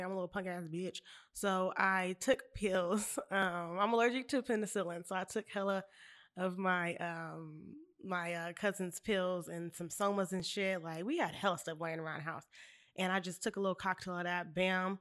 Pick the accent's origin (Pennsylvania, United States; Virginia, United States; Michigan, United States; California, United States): California, United States; Bakersfield; I'm from Bakersfield